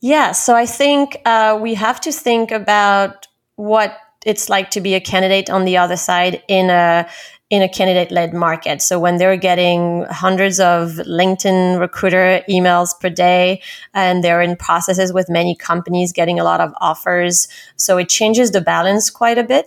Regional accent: Paris, Île-de-France, France; moved away as an adult; also born or lived in London, United Kingdom; now in New York, United States; I'm originally from Paris, France.

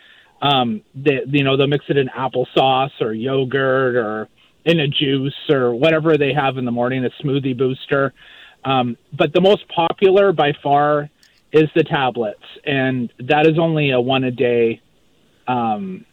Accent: Maple Ridge, British Columbia, Canada; born or raised there; moved away as an adult; also born or lived in Vancouver Island; now in Moncton, Canada

